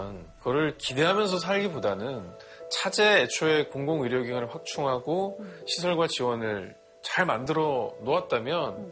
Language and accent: Korean; Ulsan, South Korea; 제 고향의 울산이 인구가 100만이 넘어가는데도